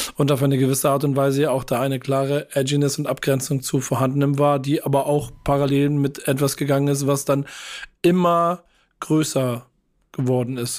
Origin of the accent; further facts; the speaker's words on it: Hamburg, Germany; als Hamburger